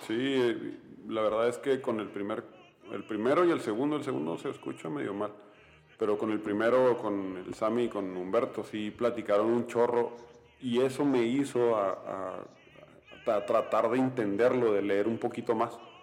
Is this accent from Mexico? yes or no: yes; Mexico; soy mexicano